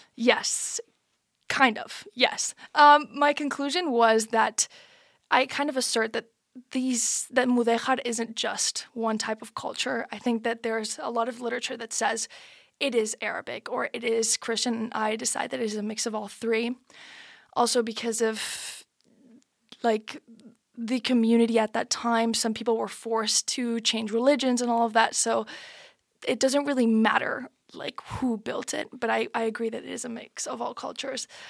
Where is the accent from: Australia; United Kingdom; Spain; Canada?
Spain; Madrid, Community of Madrid; I'm from Madrid, but my dad's from Granada